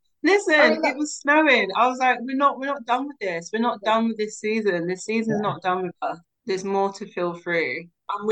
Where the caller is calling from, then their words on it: London, United Kingdom; I'm calling in from Southeast London, specifically in Sydenham, very close to Forest Hill. I'm in my new home, which is a community land trust.